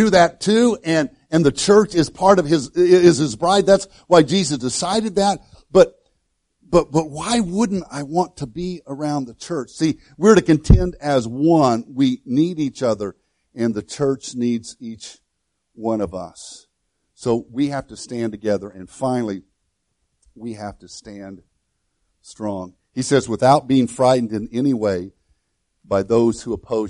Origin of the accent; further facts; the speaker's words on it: Illinois, United States; moved away as an adult; I grew up in Illinois